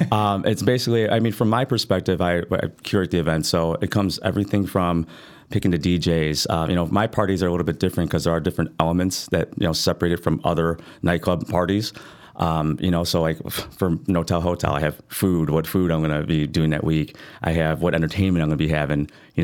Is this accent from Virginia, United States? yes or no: no; Chicago, Illinois, United States; I'm a host from Chicago.